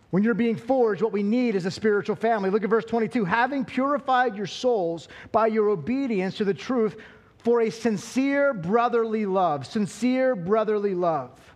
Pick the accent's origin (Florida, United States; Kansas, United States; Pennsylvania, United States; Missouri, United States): Pennsylvania, United States; Altoona; I'm from Western Pennsylvania, uh, the sticks. Now, I'm not just from Altoona, like I'm, I'm from like the outskirts of Altoona